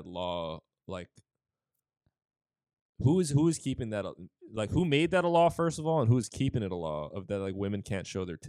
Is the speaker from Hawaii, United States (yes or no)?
yes; Hawaii, United States; I'm from Hawaii